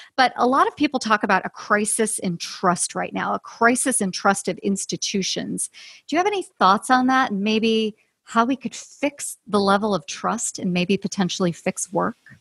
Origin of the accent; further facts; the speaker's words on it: Chicago, Illinois, United States; I'm from Chicago